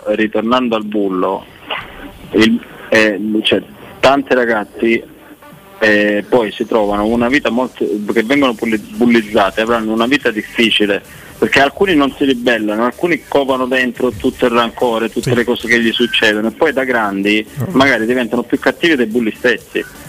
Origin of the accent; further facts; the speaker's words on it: Calabria, Italy; moved away; Quando ero in Calabria, la scuola più vicina era circa novanta-cento chilometri dal mio paese, cioè a Catanzaro